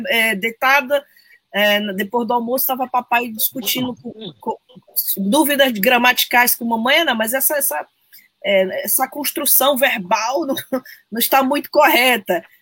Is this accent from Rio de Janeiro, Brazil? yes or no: no; São Luís, Maranhão, Brazil; eu tenho uma relação que remonta à minha infância, brincava muito ali na Rua do Passeio